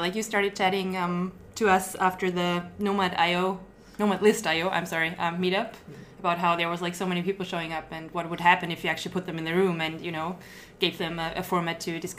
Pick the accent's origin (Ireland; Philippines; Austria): Austria; moved away as an adult; now in Chiang Mai, Thailand; as you said. I'm from Austria and I'm a freelancer working out of Chiang Mai.